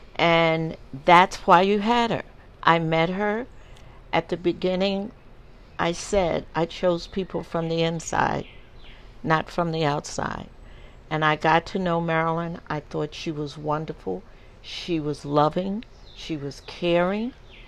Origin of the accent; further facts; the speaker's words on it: New York, United States; And growing up in New York, you saw, you had to have seen a lot of interracial marriages because in New York it was legal